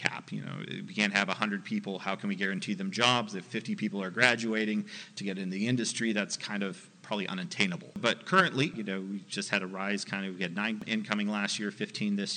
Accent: California, United States; moved away; originally I came from California, I had no contacts in the industry

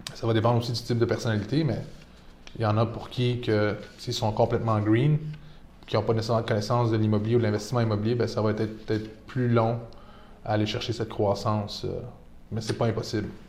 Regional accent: Laval, Quebec, Canada; also born or lived in Toronto; je suis né à Laval, grandi à Laval

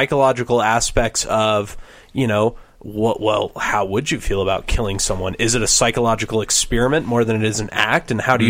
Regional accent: Nebraska, United States; I'm from Nebraska.

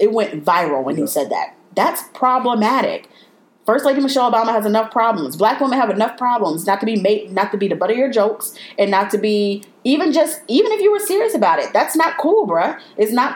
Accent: Chicago, Illinois, United States; I was born and raised in Chicago

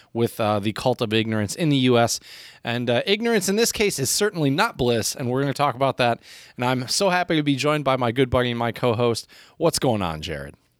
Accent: United States; I do love my home country

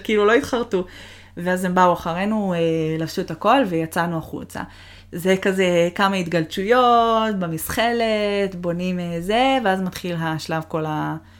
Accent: Israel; also born or lived in Boston / Toronto; now in Seattle, United States; עזבנו את הארץ

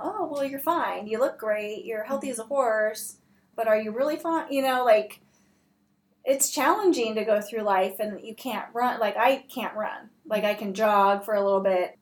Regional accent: Southern California, United States; moved away; also born or lived in Seattle; I'm from Southern California

